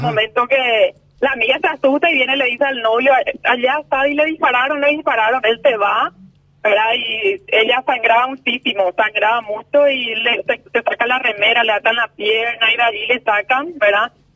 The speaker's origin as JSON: {"language": "Spanish", "town": "Pedro Juan Caballero", "region": "Amambay", "country": "Paraguay", "said": "somos somos de Pedro Juan Caballero"}